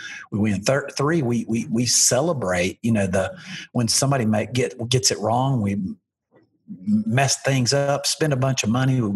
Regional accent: Alabama, United States; I'm from Alabama

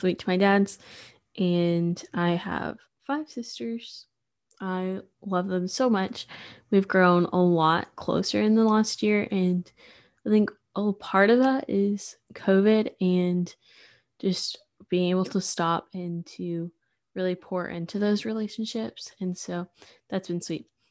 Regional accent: Sulphur Springs, Texas, United States; also born or lived in Waco, Texas; I'm from Sulphur Springs, which is super small, um, East Texas

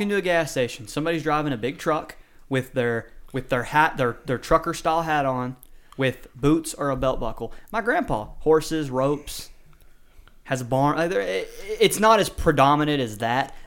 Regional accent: the South, United States; accent: Southern; I have a Southern draw.

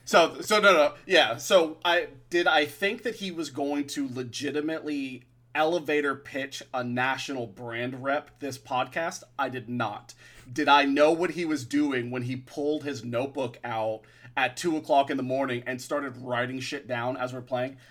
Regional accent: Florida, United States; I'm a Florida boy

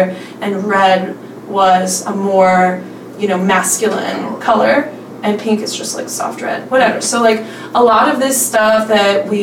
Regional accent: central Pennsylvania, United States; moved away as an adult; now in Memphis, United States; I grew up in central Pennsylvania, kind of in like Amish country, close to where Penn State University is

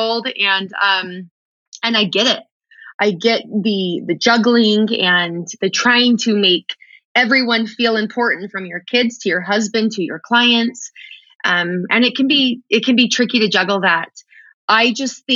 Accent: Texas, United States; I'm from Texas

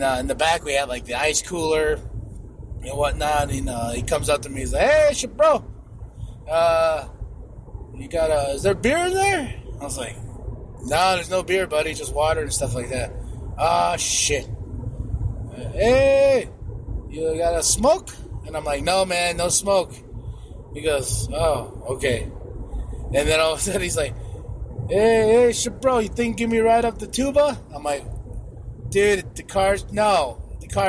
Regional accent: Shiprock, New Mexico, United States; moved away; my hometown of Shiprock

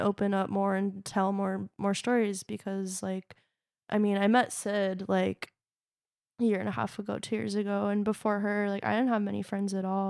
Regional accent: Long Beach, California, United States; I was born in Long Beach, uh, Long Beach Community Hospital

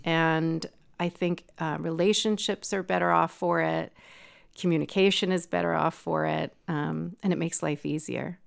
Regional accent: New York, United States; moved away as an adult; also born or lived in Lake County, California; now in California, United States; I grew up in New York

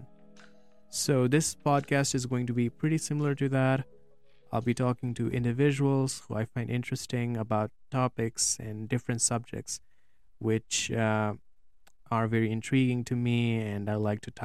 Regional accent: Nepal; I'm from Nepal

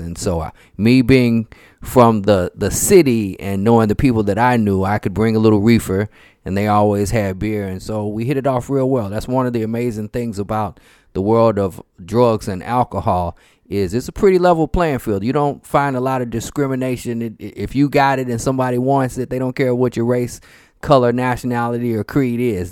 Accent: St. Louis, Missouri, United States; I'm from Saint Louis, Missouri

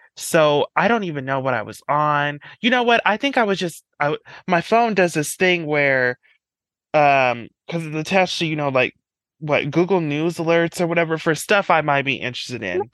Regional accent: Colorado, United States; I'm from Colorado.

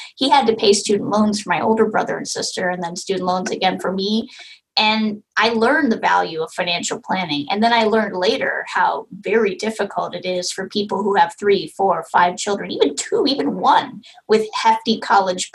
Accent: California, United States; I'm from California

